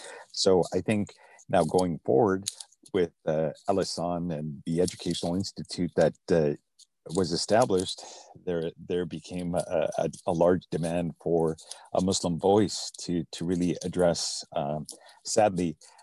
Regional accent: Fort St. John, British Columbia, Canada; growing up in Canada, I grew up in a small town called Fort St. John, which is not far from Edmonton.

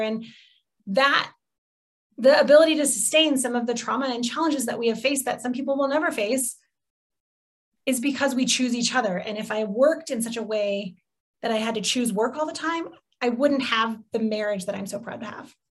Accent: Midwest, United States; I'm from the Midwest, so a lot of things just go in a casserole

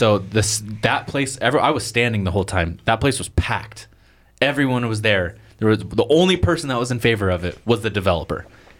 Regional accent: Portland, Oregon, United States; now in New Plymouth, United States; I came from Portland, and everyone was like, ooh. And I was just like, and that's why I'm here, is because I'm not Portland material.

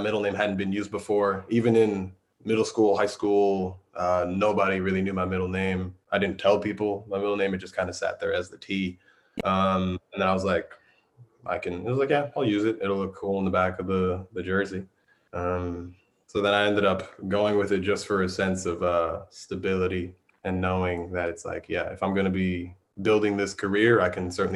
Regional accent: New York City, New York, United States; moved away; Growing up in New York

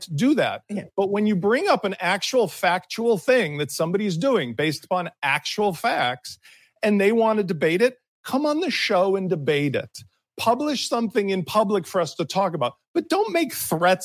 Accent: Chicago, Illinois, United States; I grew up in Chicago.

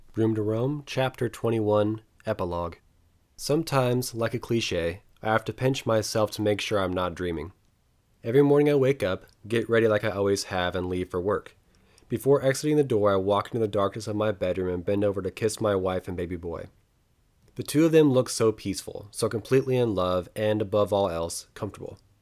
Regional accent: eastern Oregon, United States; driving tractors in the wide open wheat fields of my hometown and bailing alfalfa in the shadows of the Bulawayo Mountains in eastern Oregon

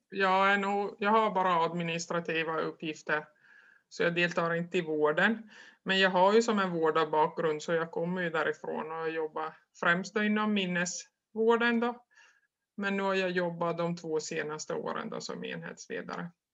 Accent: Korsnäs, Ostrobothnia, Finland; jag är från Korsnäs då, det ligger ungefär 60 kilometer söder om Vasa där jag bor. Harström heter den lilla byn.

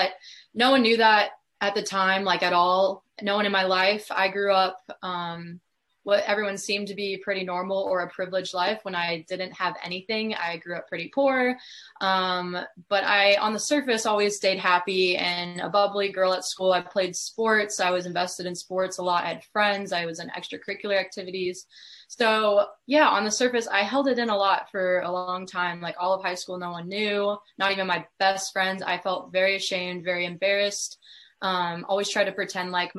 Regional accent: Columbia, Missouri, United States; now in Kansas City, United States; I grew up in Columbia, Missouri

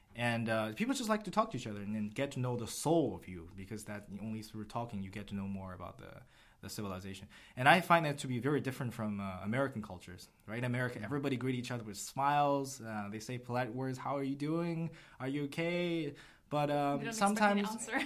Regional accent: China; moved away; also born or lived in United States; I'm from China, went to school in the US

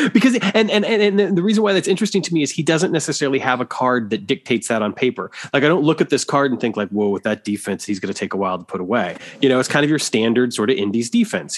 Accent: Waterloo, Iowa, United States; my hometown of Waterloo, Iowa

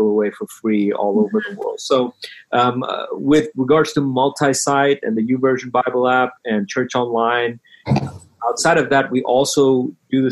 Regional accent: Bahrain; now in United States; growing up, I grew up in Bahrain.

